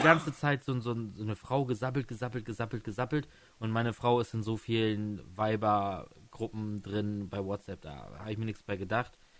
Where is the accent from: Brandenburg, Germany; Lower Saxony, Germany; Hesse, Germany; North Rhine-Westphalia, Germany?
Lower Saxony, Germany; Stade district; ich komme ja aus dem Landkreis Stade